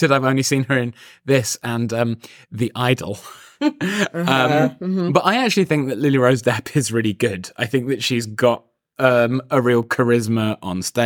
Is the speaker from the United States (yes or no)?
no; England, United Kingdom; I speak as an English person